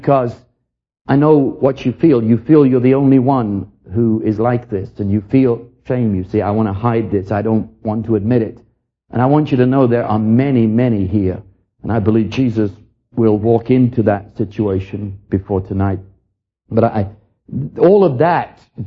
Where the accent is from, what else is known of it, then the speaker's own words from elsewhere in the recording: London, United Kingdom; I was raised in London during the war